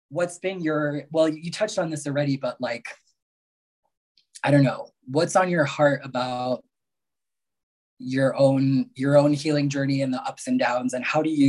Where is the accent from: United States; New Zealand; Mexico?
Mexico; born there; I was born in Mexico, right?